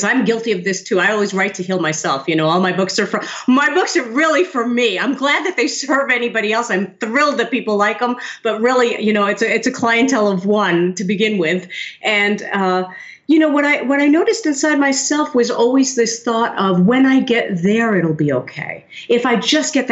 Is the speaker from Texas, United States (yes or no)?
no; New York City, New York, United States; born or raised there